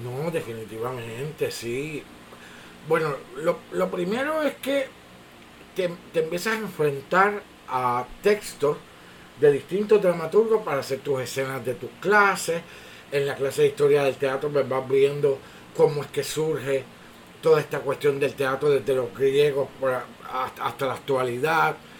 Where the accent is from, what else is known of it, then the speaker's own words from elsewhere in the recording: Bayamón, Puerto Rico; also born or lived in Orlando, Florida / New York; vine a, crecer a Bayamón y básicamente he estado aquí toda mi vida